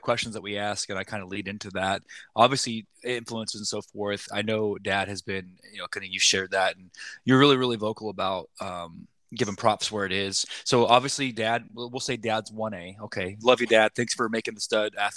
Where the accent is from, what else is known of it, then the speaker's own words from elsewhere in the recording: Oklahoma, United States; we watch Smash It Sports because we're from Oklahoma.